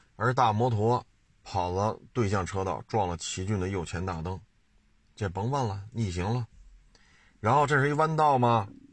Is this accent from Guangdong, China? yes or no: no; Beijing, China; 我生在这儿，长在这儿